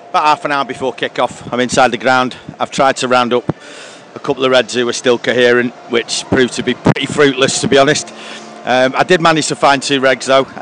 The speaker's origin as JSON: {"language": "English", "town": "Moston", "region": "North West England", "country": "United Kingdom", "said": "I'm from Moston, I can"}